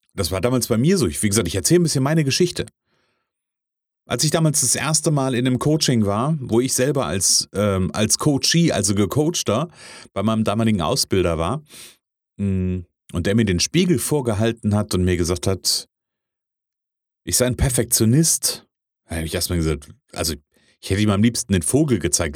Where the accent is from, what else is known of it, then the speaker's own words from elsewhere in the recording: Kassel, Hesse, Germany; ich bin ja aus der Kasseler Region